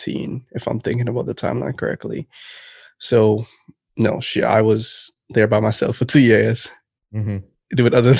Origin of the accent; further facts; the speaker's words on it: Trinidad & Tobago; moved away as an adult; also born or lived in Wichita Falls, Texas; now in United States; I moved from Trinidad and Tobago